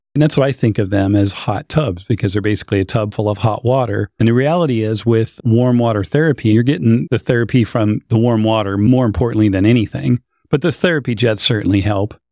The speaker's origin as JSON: {"language": "English", "region": "Idaho", "country": "United States", "tie": "born or raised there", "said": "I grew up in Idaho"}